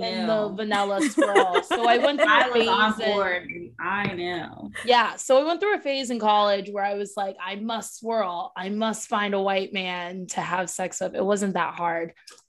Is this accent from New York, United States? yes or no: no; South Florida, United States; I'm from South Florida